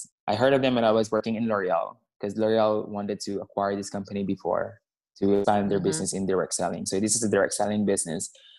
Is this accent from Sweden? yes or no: yes; Stockholm, Stockholm County, Sweden; So, hi, I'm from Stockholm. So, it's winter here now.